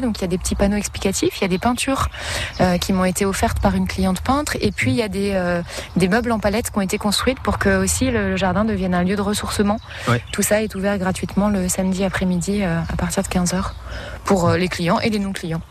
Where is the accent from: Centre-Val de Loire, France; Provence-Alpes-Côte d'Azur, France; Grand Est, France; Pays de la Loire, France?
Grand Est, France; Champagne-Ardenne; moved away as an adult; also born or lived in Paris; now in Sarthe, France; je viens de Champagne-Ardenne et d'un milieu professionnel euh, juridique